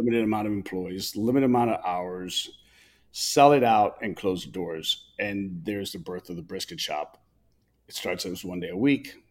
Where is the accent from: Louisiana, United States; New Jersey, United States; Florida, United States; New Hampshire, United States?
Florida, United States; Tampa; also born or lived in Chicago, Illinois; I was born in Chicago, first American born of our family. Born in Chicago and migrated from Chicago to Tampa, Florida